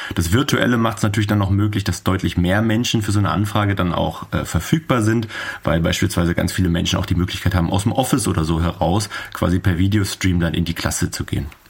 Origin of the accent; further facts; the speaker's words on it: Berlin, Germany; ich bin aus Berlin